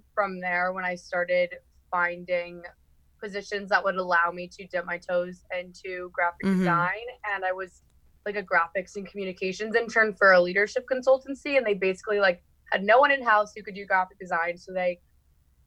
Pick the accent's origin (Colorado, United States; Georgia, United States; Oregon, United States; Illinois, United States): Georgia, United States; Atlanta; moved away as an adult; now in South Carolina, United States; I'm originally from Atlanta, Georgia